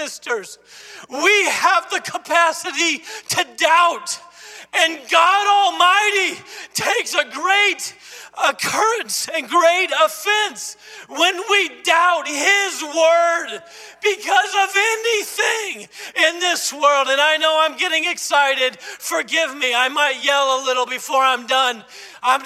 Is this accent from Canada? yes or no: no; the South, United States; now in Brookfield, United States; I grew up in the South